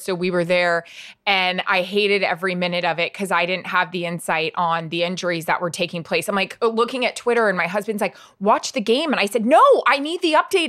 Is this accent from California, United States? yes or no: no; Florida, United States; grew up in Florida